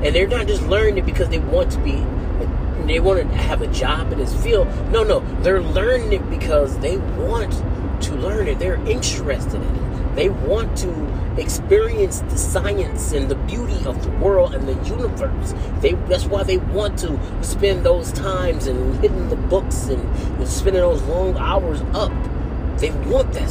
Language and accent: English; United States; I'm American